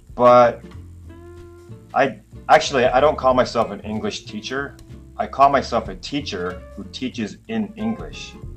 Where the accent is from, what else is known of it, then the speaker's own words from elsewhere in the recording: Canada; moved away as an adult; now in Taiwan; growing up in Canada as a kid